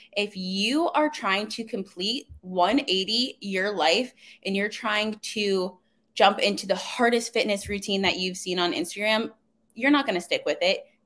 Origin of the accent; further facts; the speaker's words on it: Coraopolis, Pennsylvania, United States; I'm from Pittsburgh, a really small town, unlike the outskirts. It's called Coriopolis.